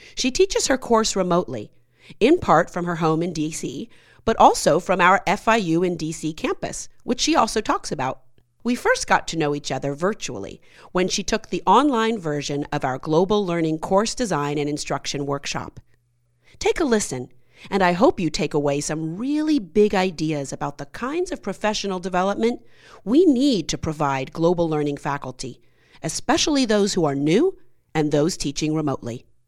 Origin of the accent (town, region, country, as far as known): Miami, Florida, United States; born or raised there